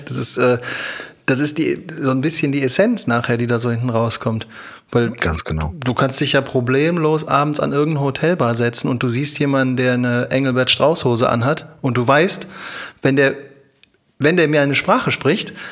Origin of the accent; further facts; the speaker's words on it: Düsseldorf, North Rhine-Westphalia, Germany; ich komme aus Düsseldorf